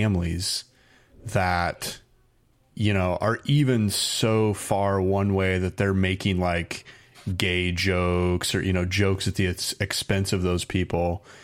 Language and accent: English; Indiana, United States; also born or lived in Arizona; now in California, United States; I grew up in Indiana.